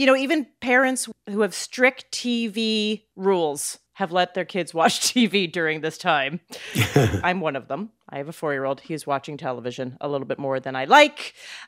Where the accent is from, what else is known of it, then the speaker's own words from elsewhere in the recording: Calgary, Alberta, Canada; I'm from Calgary, by the way. I grew up in Calgary.